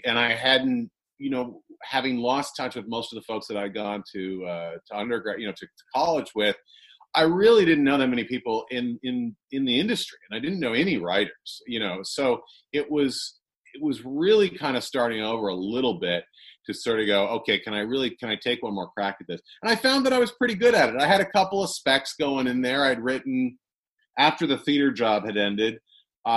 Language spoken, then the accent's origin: English; Toronto, Ontario, Canada; moved away as an adult; now in United States; I spent most of my life in Scarborough, which is a suburb of Toronto. And I grew up there